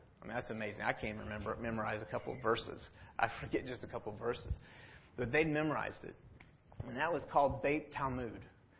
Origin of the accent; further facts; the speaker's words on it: Atlanta, Georgia, United States; And, you know, and growing up in North Atlanta, North Atlanta's like that.